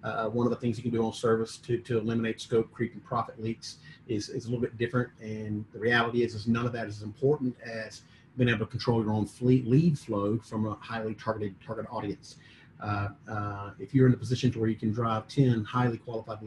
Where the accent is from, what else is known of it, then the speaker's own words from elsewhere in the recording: Mississippi, United States; moved away as an adult; also born or lived in Atlanta; born and raised in Mississippi